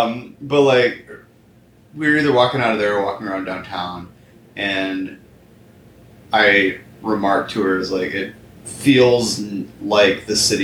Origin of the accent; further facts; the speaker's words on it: Granger, Indiana, United States; I grew up in Granger